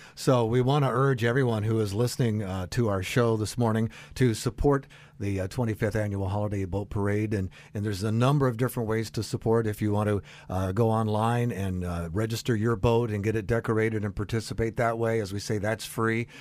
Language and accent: English; South Florida, United States; I'm from the South Florida area